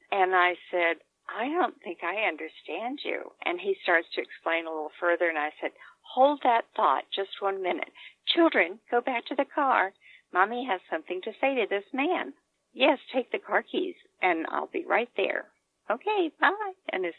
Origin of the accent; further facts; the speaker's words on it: Santa Fe, New Mexico, United States; I came from Santa Fe, which was multicultural.